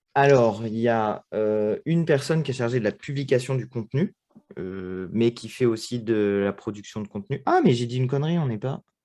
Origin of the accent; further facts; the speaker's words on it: Châteauroux, Centre-Val de Loire, France; now in Paris, France; J'habite à Paris, je suis né à Châteauroux.